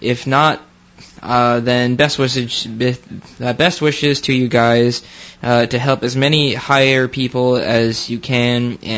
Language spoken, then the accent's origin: English; New York, United States; Okay, so I am originally from New York, upstate and city during the school year